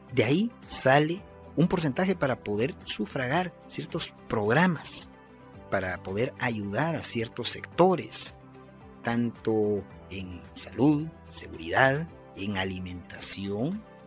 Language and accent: Spanish; Guatemala; Yo como guatemalteco